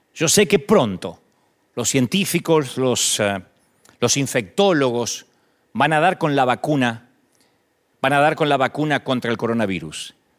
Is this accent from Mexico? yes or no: no; Argentina; now in United States; Las iglesias en Argentina, en mi país